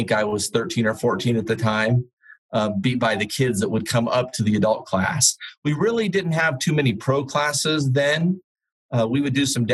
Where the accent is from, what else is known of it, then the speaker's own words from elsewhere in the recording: Colorado Springs, Colorado, United States; Colorado Springs, which was my hometown